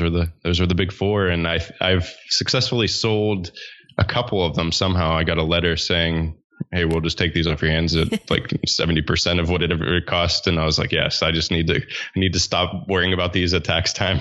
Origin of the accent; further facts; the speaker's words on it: Pittsburgh, Pennsylvania, United States; I grew up in Pittsburgh, Pennsylvania